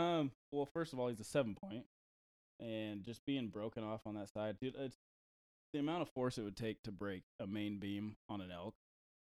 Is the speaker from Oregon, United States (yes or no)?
yes; Oregon, United States; now in Utah, United States; I moved here from Oregon about 7 years ago, and I got hired with Sandy City Fire Department.